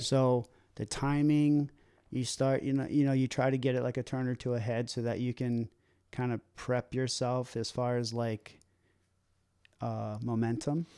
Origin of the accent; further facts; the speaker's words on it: Baltimore, Maryland, United States; moved away; I grew up in Baltimore